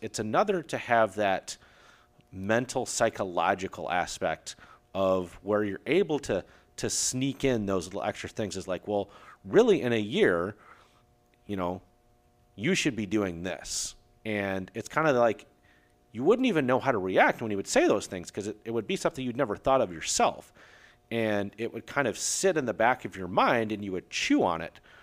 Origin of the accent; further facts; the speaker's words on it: Aurora, Illinois, United States; I grew up in Aurora, Illinois, the same city that there was Fran's gym